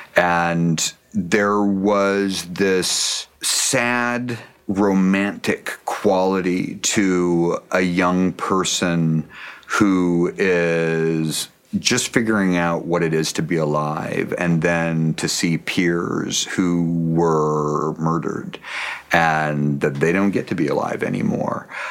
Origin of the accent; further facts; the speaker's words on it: Pacific Northwest, United States; I grew up in the Pacific Northwest